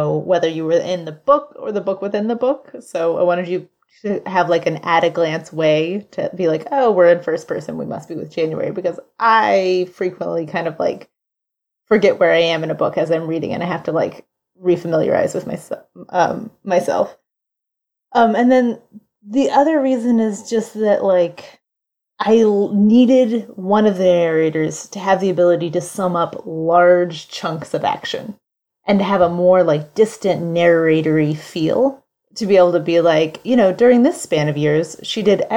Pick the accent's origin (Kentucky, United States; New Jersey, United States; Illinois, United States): Kentucky, United States; Western; that was my house in my backyard growing up in Western Kentucky